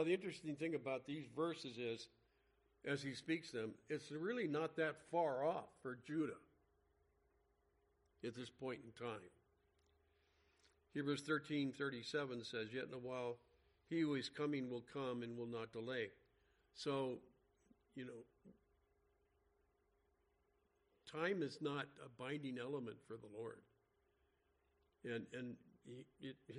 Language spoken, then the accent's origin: English; Los Angeles, California, United States; where we grew up in the San Fernando Valley